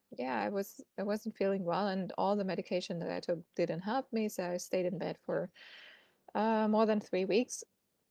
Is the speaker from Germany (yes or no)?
yes; Germany; moved away as an adult; also born or lived in Munich; I'm originally from Germany and I used to work as a PR and marketing consultant in an agency back in Munich